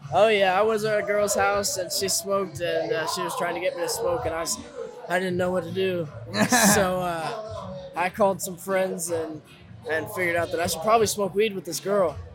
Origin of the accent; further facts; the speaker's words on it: Fayetteville, Arkansas, United States; moved away as an adult; now in Oklahoma, United States; I'm from Arkansas